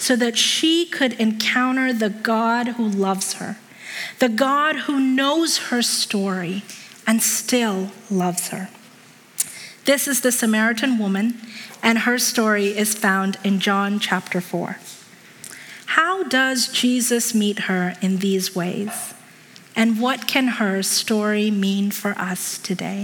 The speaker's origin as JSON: {"language": "English", "country": "Hong Kong", "tie": "born or raised there", "moved": "yes", "said": "I was a little kid growing up in Hong Kong."}